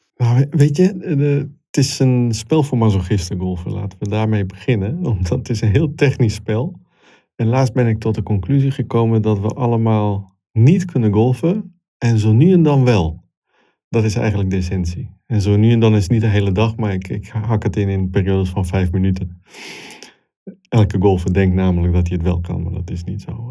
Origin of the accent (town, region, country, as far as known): Italy; born or raised there; moved away as an adult; also born or lived in Congo / Milan, Italy; now in Netherlands